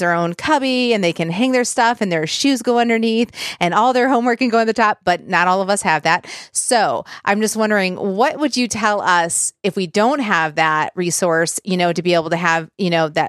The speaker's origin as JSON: {"language": "English", "region": "Michigan", "country": "United States", "moved": "yes", "lives_now": "Nashville, United States", "said": "here in Nashville, but we're from Michigan"}